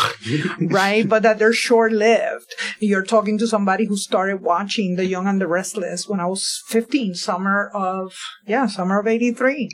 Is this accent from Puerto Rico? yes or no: yes; Bayamón, Puerto Rico; moved away as an adult; now in Philadelphia, United States; I grew up in Bayamón, Puerto Rico.